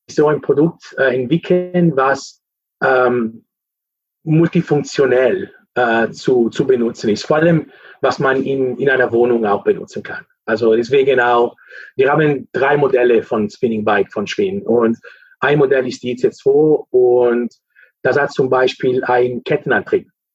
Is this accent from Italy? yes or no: yes; Lake Maggiore, northern Italy, Italy; German is a second language; moved away as an adult; also born or lived in Cologne, Germany; now in Netherlands; ich komme aus Italien, äh, Norditalien, Lago Maggiore, das ist äh, in der Nähe von der Schweiz